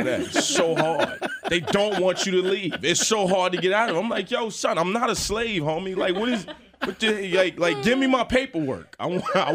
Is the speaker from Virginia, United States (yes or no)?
yes; Chesapeake, Virginia, United States; I grew up in Chesapeake, Virginia